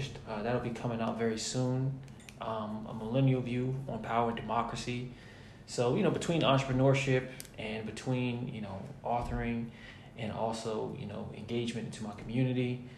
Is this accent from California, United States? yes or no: no; New Jersey, United States; also born or lived in Virginia; I am from New Jersey. I went to Virginia State back in 2009 to 2013. I moved back home to New Jersey